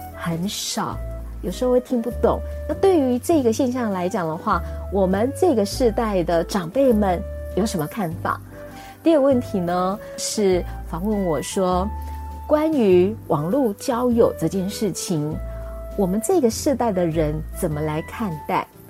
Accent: Taiwan; 我们台湾

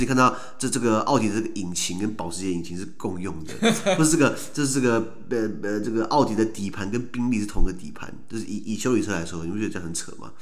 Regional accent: Taiwan; also born or lived in Sweden; 小时候在，在台湾的我们， 根本对于本省跟外省根本就是没有概念

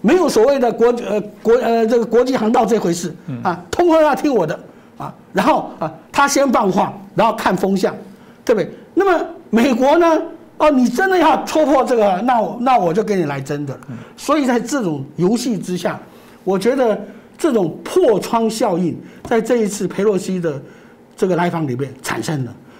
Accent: Taiwan; 真的是表现出我们台湾人的成熟、心理素质的优越。

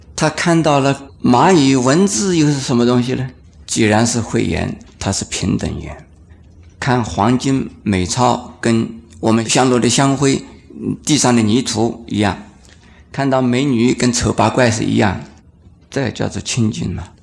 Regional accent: China

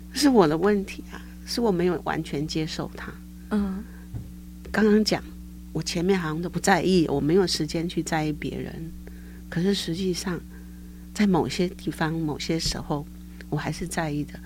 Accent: Caotun, Nantou County, Taiwan; moved away as an adult; now in Taoyuan, Taiwan; 我到家乡在南投草屯，是一个乡下，我父亲是种田的。因为家里很穷，所以后来呢，我就选择去念师专

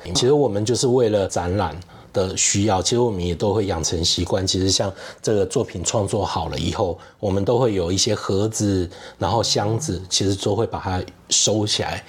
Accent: Kaohsiung, Taiwan; moved away as an adult; now in Taipei, Taiwan; 因为我是高雄人， 好，那那时候也是毕业以后找工作的关系，然后就来到了台北，然后就一直住在台北

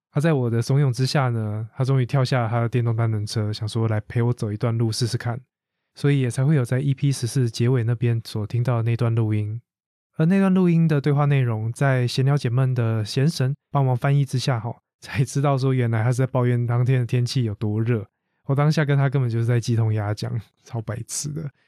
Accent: Taiwan; 把台湾 ，我的家乡这么美丽的一个地方

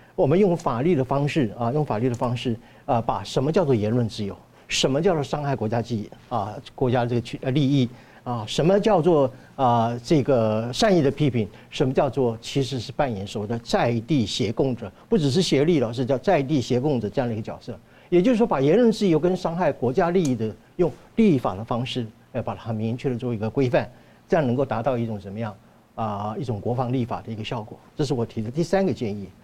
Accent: Taiwan; 我们台湾人民

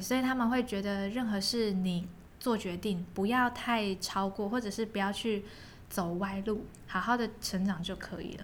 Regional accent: Kaohsiung, Taiwan; moved away as an adult; also born or lived in Pingtung; 当我从高中毕业升上大学，然后我是高雄人，嗯。我要到屏东念书，其实车程也才半个小时左右

